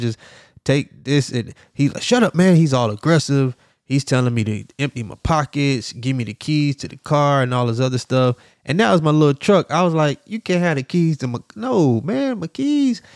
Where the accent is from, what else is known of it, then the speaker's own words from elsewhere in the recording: Miami, Florida, United States; also born or lived in Jacksonville, Florida; I'm from Miami, Florida, Dade County.